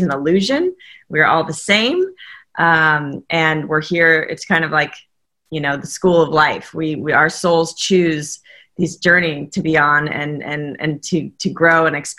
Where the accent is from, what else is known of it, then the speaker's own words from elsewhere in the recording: Southern California, United States; I came from sunny Southern California